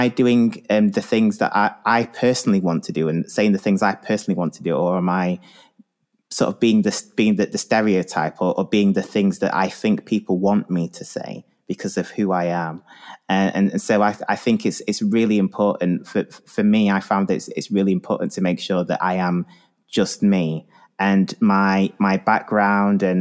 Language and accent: English; the north of England, United Kingdom; growing up in the north of England in the 90s